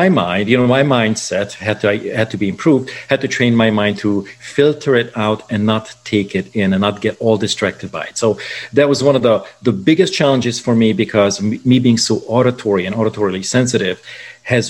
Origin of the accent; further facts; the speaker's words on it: Budapest, Hungary; moved away; I was born in Budapest in Hungary